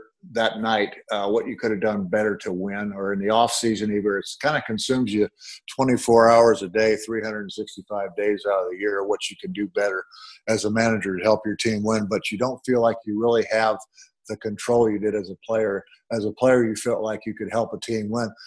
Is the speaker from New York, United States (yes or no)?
no; Cedar Rapids, Iowa, United States; moved away; I was originally from Cedar Rapids, Iowa